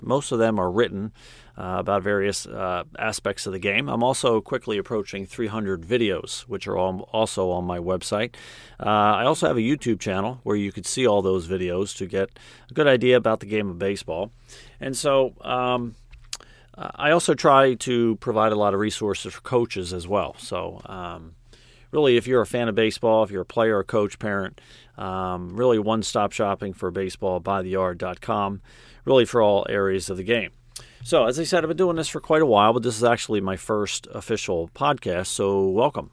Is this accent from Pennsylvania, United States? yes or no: yes; Philadelphia, Pennsylvania, United States; I grew up right outside of Philadelphia